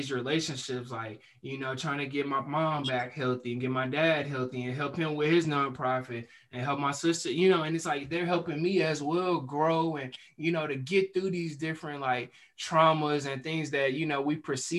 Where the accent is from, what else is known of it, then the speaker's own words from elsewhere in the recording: Houston, Texas, United States; also born or lived in Dallas; I moved back to my hometown in Houston